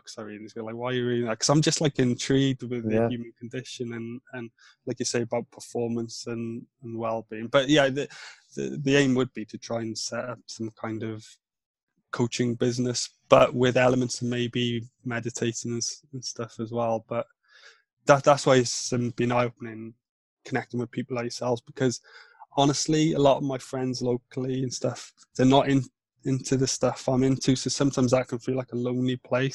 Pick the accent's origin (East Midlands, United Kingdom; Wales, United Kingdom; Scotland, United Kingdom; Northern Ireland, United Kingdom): Wales, United Kingdom; first language Welsh; English is a second language; moved away; also born or lived in north of England; Welsh is my first language in terms of my mum and my dad speak Welsh